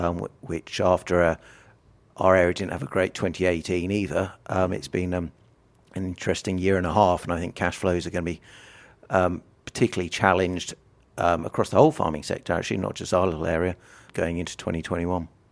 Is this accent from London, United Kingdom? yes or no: no; South Lincolnshire, East Midlands, United Kingdom; I'm from South Lincolnshire.